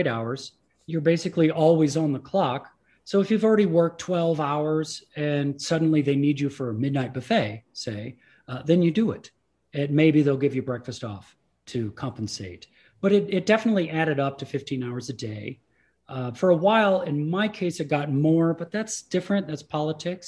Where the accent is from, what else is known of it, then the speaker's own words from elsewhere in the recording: Midwest, United States; first language English; I grew up in the Midwest.